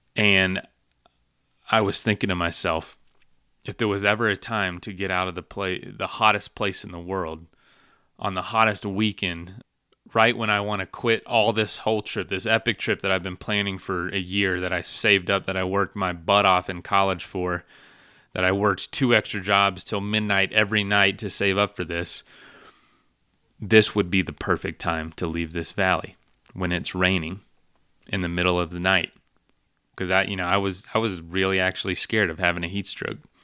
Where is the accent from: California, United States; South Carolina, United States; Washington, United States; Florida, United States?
Florida, United States; my hometown back in Florida